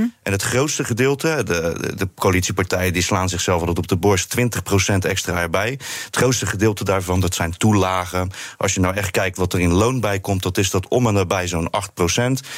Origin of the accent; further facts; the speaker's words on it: Rotterdam, South Holland, Netherlands; Zeker, Rotterdam-Zuid.